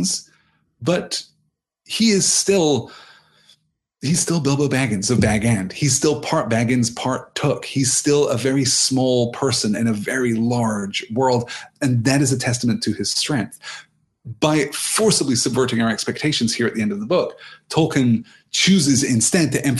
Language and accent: English; United Kingdom; I'm from Britain